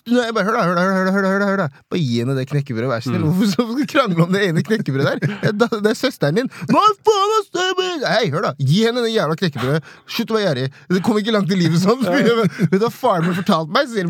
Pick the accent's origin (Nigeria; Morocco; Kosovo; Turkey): Nigeria; Hun er norsk, og jeg er nigerianer. Jeg kommer fra nigeriansk kultur